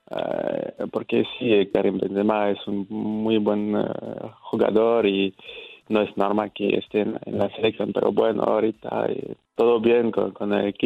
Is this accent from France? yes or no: yes; Nantes, Pays de la Loire, France; Spanish is a second language; yo soy de la, parte oeste, cerca del Océano Atlántico. Mm, ¿Qué ciudad? Nantes, la ciudad, Nantes. Nantes.